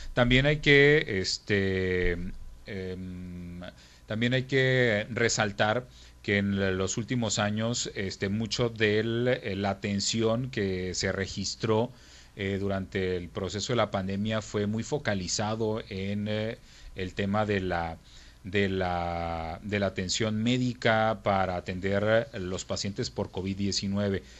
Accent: Mexico; en nuestro país

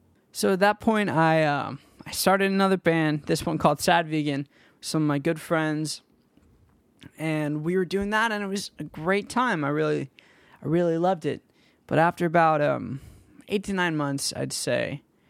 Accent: Danville, California, United States; And I grew up in Danville, California. And if any of you guys know where that is or what that place is like, it's a very rich community in the Bay Area.

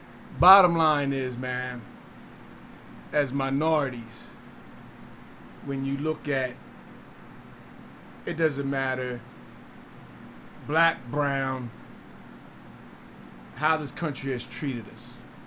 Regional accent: Delaware, United States; moved away; But when I came down here from Delaware, bro, it's under the carpet racism.

